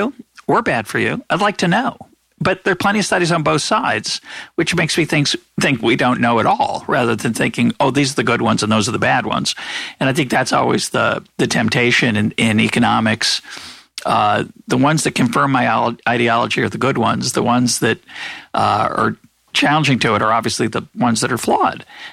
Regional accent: United States; as an American

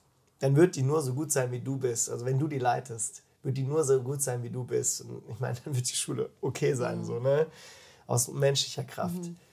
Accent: Freiburg, Baden-Württemberg, Germany; now in Füssen, Germany; Ich komme aus Freiburg, bin 29 Jahre alt

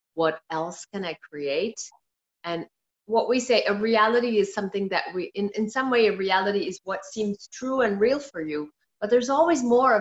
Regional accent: Netherlands; moved away as an adult; now in Belgium; I am from Indian origin, but born and brought up in the Netherlands

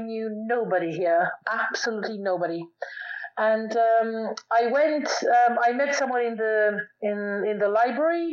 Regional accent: Romania; moved away as an adult; also born or lived in United Kingdom; when I was very young, I was born in Romania, and when I was about 6 years old

